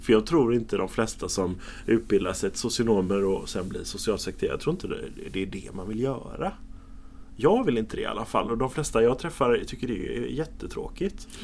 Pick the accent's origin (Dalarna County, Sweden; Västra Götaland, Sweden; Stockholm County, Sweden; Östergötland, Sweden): Västra Götaland, Sweden; Gothenburg; Jag är uppvuxen i centrala Göteborg, i Haga, i Majorna.